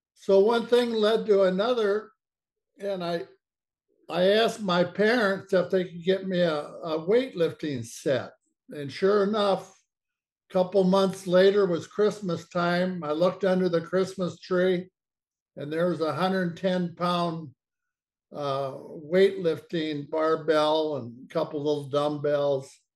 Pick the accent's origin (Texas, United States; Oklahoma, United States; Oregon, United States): Oregon, United States; Portland; I grew up in Portland, Oregon.